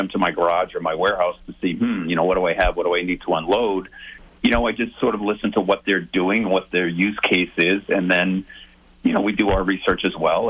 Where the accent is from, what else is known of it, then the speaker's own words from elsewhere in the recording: South Shore, Massachusetts, United States; I grew up on the South Shore.